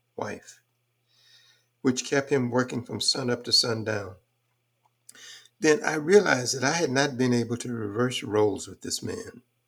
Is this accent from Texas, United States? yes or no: yes; Houston, Texas, United States; also born or lived in Fort Worth, Texas / Graham, Texas; I came up doing some really rough times in Houston, in particular, um, but Fort Worth in the beginning